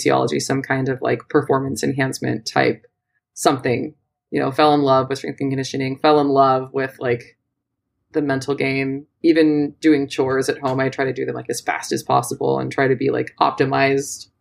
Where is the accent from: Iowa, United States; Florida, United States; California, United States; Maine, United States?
California, United States; Southern; moved away; I am born and raised in Southern California